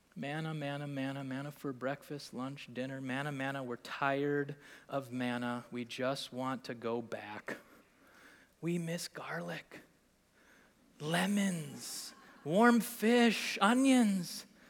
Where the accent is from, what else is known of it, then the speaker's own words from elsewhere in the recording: Green Bay, Wisconsin, United States; moved away as an adult; also born or lived in Milwaukee, Wisconsin / Estes Park, Colorado; now in Appleton, United States; I grew up in Green Bay